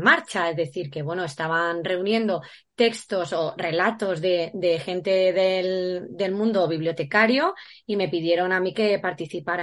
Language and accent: Spanish; Valdepeñas, Castilla-La Mancha, Spain; es de mi tierra, es paisano